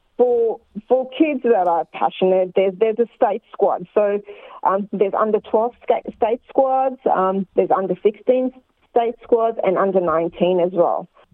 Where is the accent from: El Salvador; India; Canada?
India; now in Australia; I come from India